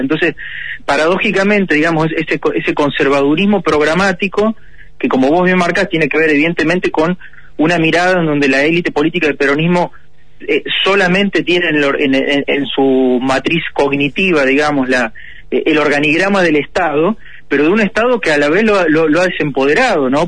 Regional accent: Argentina

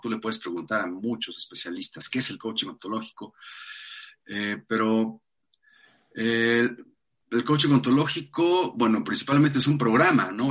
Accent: Mexico City, Mexico; Nací en la Ciudad de México hace 48 años

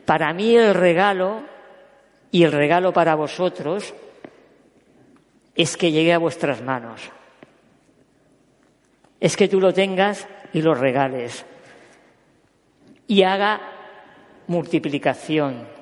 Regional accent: Catalonia, Spain; also born or lived in Córdoba; yo soy catalán nacido en Córdoba

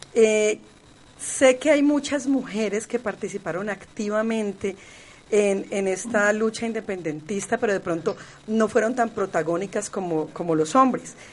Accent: Cali, Valle del Cauca, Colombia; nosotros como caleños

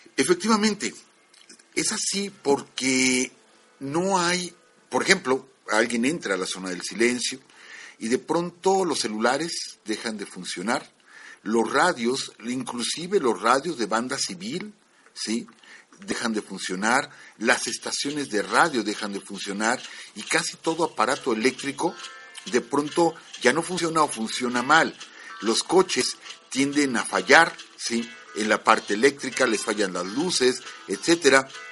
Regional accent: Mexico; como mexicanos

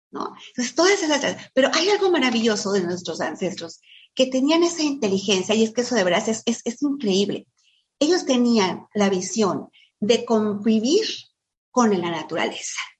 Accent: Mexico City, Mexico; Con los que vinimos de la Ciudad de México y de, lugares más, más fríos que aquí

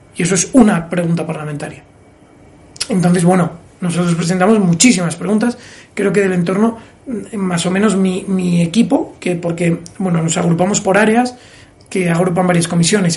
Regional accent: Oviedo, Asturias, Spain; moved away as an adult; also born or lived in Gijón / North Carolina; now in Madrid, Spain; un asturiano cualquiera que estudia en Oviedo, nací en Gijón, vamos, nací en Gijón, estudié

